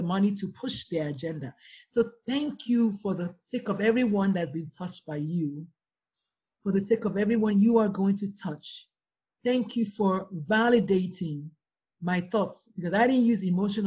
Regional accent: Nigeria; I'm Nigerian

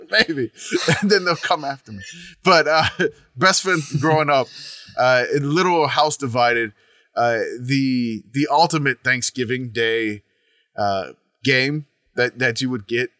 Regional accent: New Orleans, Louisiana, United States; I grew up in New Orleans

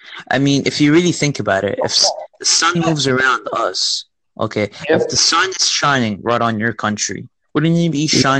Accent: United States; I'm from the United States

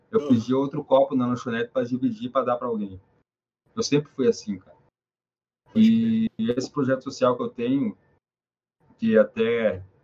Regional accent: Ponta Grossa, Paraná, Brazil; now in Curitiba, Brazil; Em 2013, que foi quando eu vim de Ponta Grossa para Curitiba, que eu morei na rua quase um ano, passei o Natal na rua, aliás.

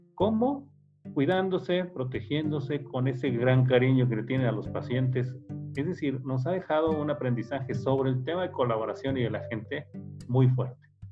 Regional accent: Mexico City, Mexico; soy originario de la Ciudad de México

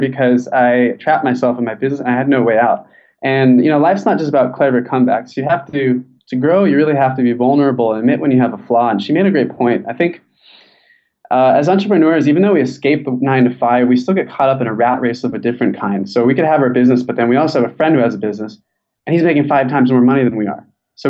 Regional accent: San Diego, California, United States; Like, I'm from San Diego, so I just went to live in Mexico for 2 months

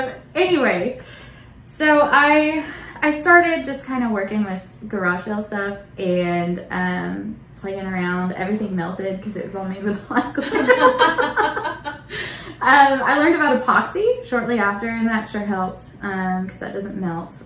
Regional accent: Bartlesville, Oklahoma, United States; moved away as an adult; I grew up in Bartlesville.

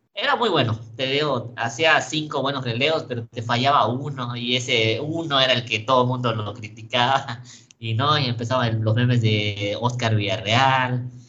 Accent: Campeche, Mexico; el equipo de mi ciudad

